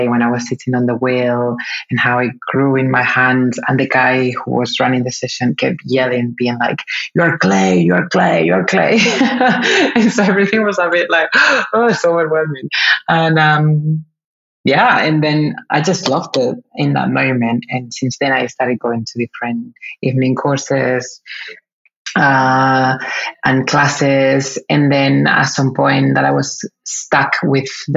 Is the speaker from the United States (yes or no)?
no; Spain; moved away as an adult; also born or lived in Equatorial Guinea; now in London, United Kingdom; I was born and raised in Spain.